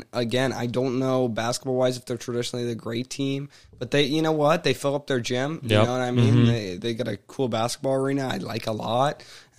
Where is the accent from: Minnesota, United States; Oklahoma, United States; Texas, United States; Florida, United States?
Texas, United States; Houston; I was born in Houston